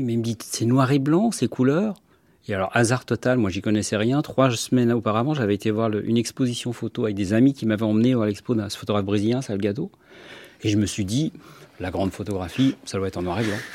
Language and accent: French; France; il me dit, t'es quoi toi bah, Je suis français.